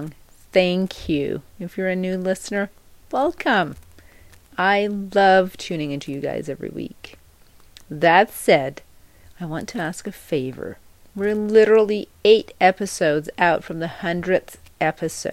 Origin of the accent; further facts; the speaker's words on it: Denmark; moved away as an adult; now in United States; I'm from Denmark originally, although I've lived most of my adult life in the U.S., and I have my own family over here